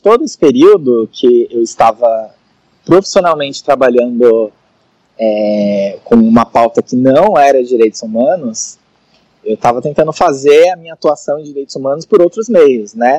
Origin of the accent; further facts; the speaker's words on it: São Paulo, Brazil; eu sou de São Paulo, né? Da São Paulo capital